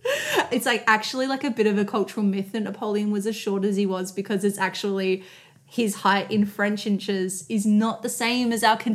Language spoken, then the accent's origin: English; South Australia, Australia; We are South Australian